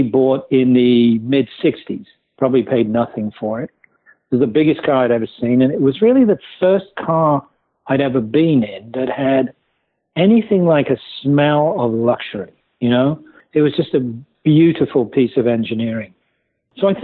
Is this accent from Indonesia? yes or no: no; West Midlands, United Kingdom; moved away as an adult; now in New York City, United States; I grew up in England, in the West Midlands of England